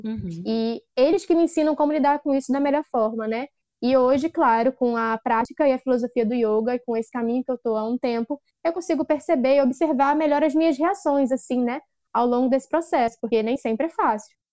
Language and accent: Portuguese; Duque de Caxias, Rio de Janeiro, Brazil; Sou uma jovem negra de Duque de Caxias